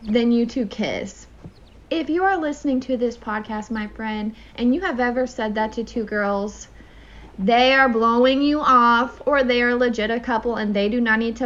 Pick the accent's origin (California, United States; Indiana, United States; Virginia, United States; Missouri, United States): Indiana, United States; accent: country; moved away as an adult; now in Jacksonville, United States; we are both from Indiana. We come from two different cities, but like she says, they are practically touching each other